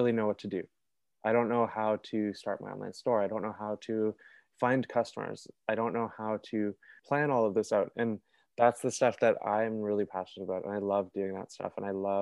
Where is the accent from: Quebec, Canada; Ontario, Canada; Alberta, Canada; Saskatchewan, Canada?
Ontario, Canada; Toronto; I'm from Toronto. I've lived here my whole life with my parents in Etobicoke